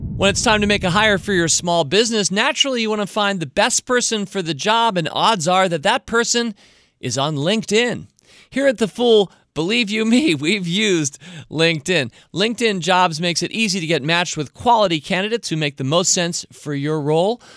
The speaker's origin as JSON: {"language": "English", "country": "United States", "said": "I'm hopelessly American"}